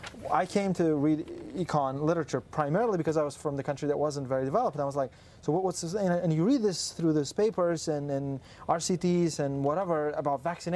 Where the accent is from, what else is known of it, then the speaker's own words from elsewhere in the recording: Uzbekistan; I'm from Uzbekistan